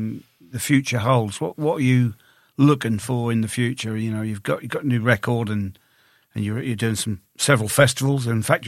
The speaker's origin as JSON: {"language": "English", "area": "Suffolk, East Anglia", "region": "East of England", "country": "United Kingdom", "said": "we're obviously from East Anglia, Suffolk."}